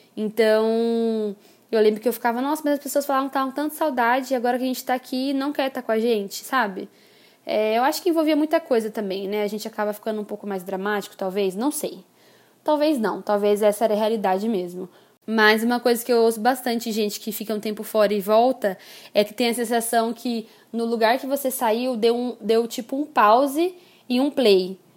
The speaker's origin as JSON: {"language": "Portuguese", "country": "Brazil", "also_born_or_lived": "England / Málaga, Spain", "moved": "as an adult", "said": "Eu sentia muita saudade, por exemplo, da nossa comida. Por mais que eu tentasse fazer comida brasileira em casa, não era igual"}